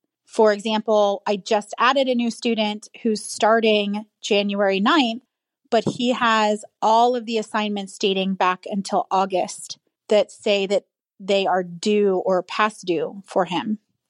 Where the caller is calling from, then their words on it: Longwood, Florida, United States; I'm calling from Longwood, Florida.